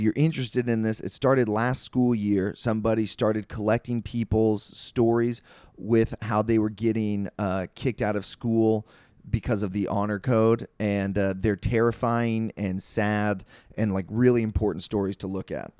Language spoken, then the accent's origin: English; Maryland, United States; moved away as an adult; also born or lived in Italy; now in Utah, United States; I grew up in Maryland